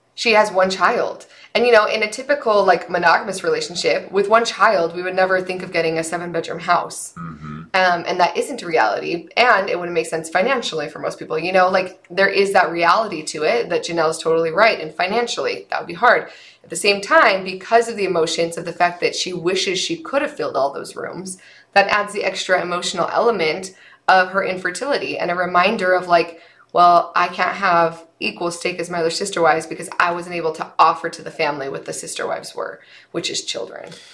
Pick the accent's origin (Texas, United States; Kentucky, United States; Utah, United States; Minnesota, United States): Utah, United States; now in Nevada, United States; we were we were raised in the state that has the greatest snow on earth and we come to Nevada